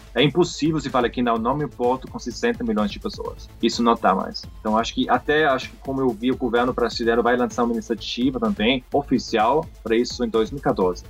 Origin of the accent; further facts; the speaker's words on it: Austria; Portuguese is a second language; moved away as an adult; now in Brazil; eu sou estrangeiro, eu sou austríaco, ah, mas estou aqui já 10 anos